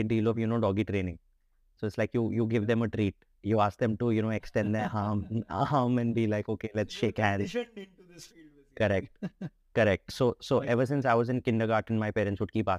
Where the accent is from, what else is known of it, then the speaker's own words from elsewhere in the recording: Delhi, India; So I've always been in Delhi. I was born here. I grew up in Delhi. So I'm a thoroughbred Delhi guy